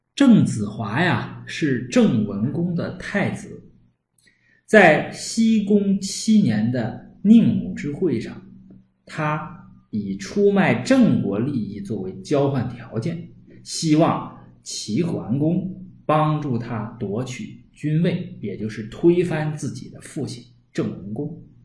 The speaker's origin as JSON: {"language": "Chinese", "region": "Northeast China", "country": "China", "accent": "Northeastern Mandarin", "said": "我们东北话呢叫嘚瑟"}